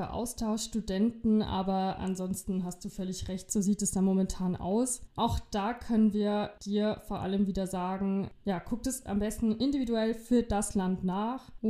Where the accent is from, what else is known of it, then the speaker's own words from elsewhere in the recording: Germany; Das bedeutet, dass ich als Deutscher in ein, in ein einfaches Risikogebiet für 24 Stunden reisen kann und ich muss dann bei meiner Rückkehr nicht in Quarantäne.